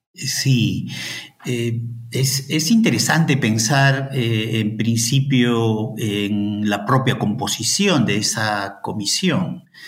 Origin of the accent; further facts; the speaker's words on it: Ayacucho, Peru; moved away as an adult; also born or lived in Madison, United States; now in Santiago, Chile; yo soy de Ayacucho